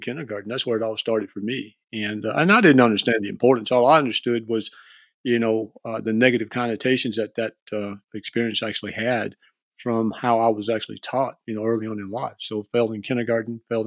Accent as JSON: {"language": "English", "region": "East Texas", "country": "United States", "tie": "born or raised there", "said": "growing up in East Rural Texas town, a little small town community there"}